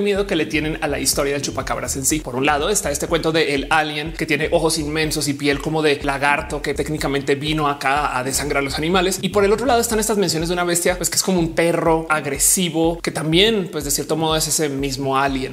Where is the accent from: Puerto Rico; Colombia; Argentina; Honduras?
Colombia; now in Mexico; yo nací en Colombia, ahora me radiqué en México, aunque todavía amo Colombia, tanto como amo México